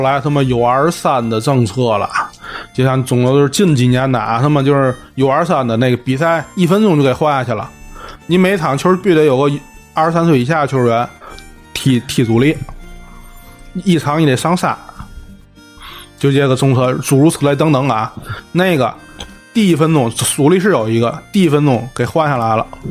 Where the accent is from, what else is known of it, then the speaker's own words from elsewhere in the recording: Tianjin, China; 我是个天津人